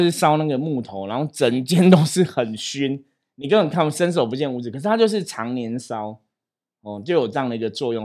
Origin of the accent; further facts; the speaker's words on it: Taipei, Taiwan; 我自己是台北的人，就是我小时候就是在士林出生嘛。那我爸爸这边的亲戚、阿嬷什么都是在士林